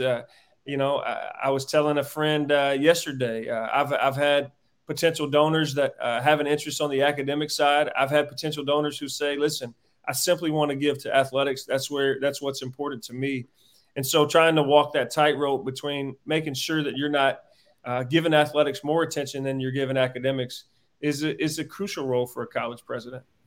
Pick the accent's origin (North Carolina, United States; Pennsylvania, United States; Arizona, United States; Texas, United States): North Carolina, United States; Warrenton; moved away as an adult; now in Missouri, United States; came back to my hometown of Warrenton, Warren County High School